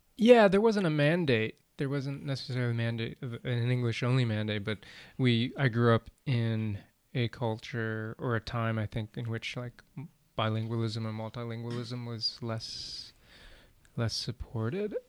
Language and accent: English; Wisconsin, United States; also born or lived in Vietnam; came to the U.S., resettled in Wisconsin and pretty much lived a kind of stereotypical American childhood